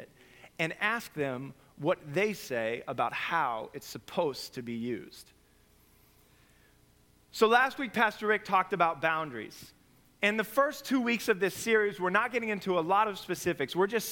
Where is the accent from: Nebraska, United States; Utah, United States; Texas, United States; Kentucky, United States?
Nebraska, United States; moved away; I come from Nebraska.